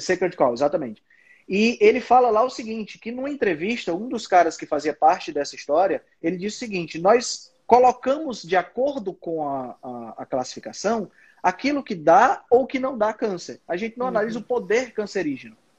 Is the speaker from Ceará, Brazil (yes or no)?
yes; Fortaleza, Ceará, Brazil; eu sou de Fortaleza, no Ceará